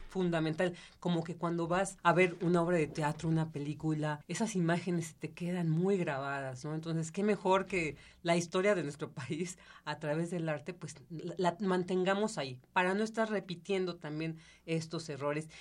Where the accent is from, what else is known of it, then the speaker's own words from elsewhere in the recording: Mexico; como mexicanos